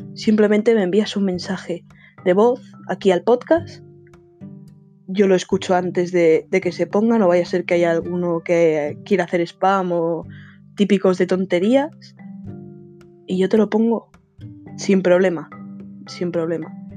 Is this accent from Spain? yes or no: yes; Spain; soy de España